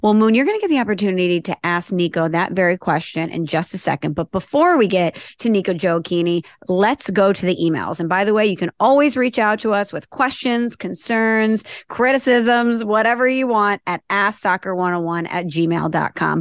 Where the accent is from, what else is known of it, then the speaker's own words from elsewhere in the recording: Midwest, United States; moved away; I'm from the Midwest